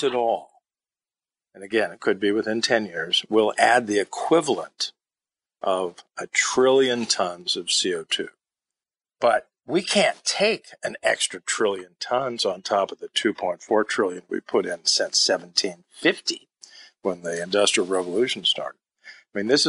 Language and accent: English; Los Angeles, California, United States; I grew up in Los Angeles. I remember days when we couldn't go out for recess because we had smog alerts.